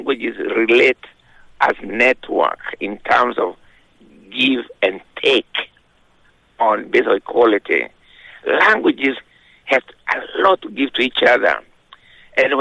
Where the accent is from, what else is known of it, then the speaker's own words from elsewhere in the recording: Kenya; I was born in 1938 in Kenya